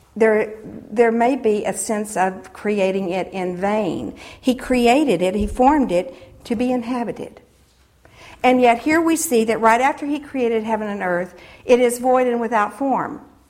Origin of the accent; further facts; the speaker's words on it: United States; as Christians, and particularly as American Christians